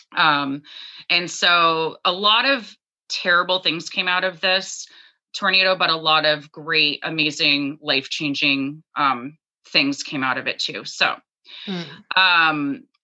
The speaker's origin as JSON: {"language": "English", "town": "Dallas", "region": "Texas", "country": "United States", "tie": "born or raised there", "moved": "as an adult", "lives_now": "Maine, United States", "said": "I was born in Dallas, Texas"}